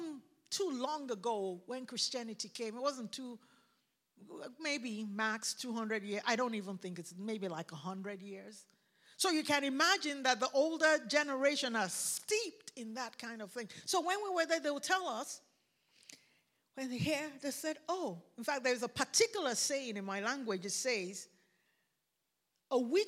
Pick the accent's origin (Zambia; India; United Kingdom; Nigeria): Nigeria; accent: Nigerian; now in United States; I grew up in Nigeria where there was a lot of talk about things that are not seen